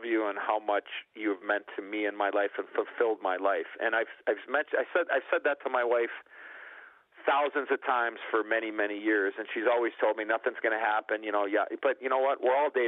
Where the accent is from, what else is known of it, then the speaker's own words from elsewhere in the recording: Chicago, Illinois, United States; I was an American kid and I was from Chicago